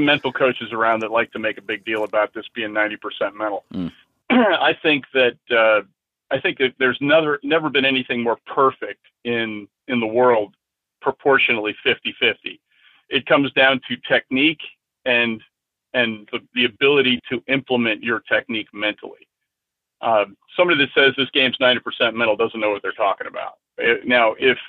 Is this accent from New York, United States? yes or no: yes; Middletown, New York, United States; also born or lived in Yonkers, New York; I was born in Yonkers and raised in Middletown, which Middletown, New York at the time was quite a rural area